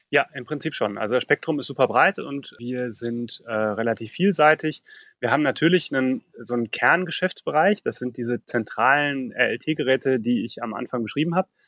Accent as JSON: {"language": "German", "area": "Ruhr area", "region": "North Rhine-Westphalia", "country": "Germany", "tie": "born or raised there", "said": "Ich bin im Ruhrgebiet aufgewachsen"}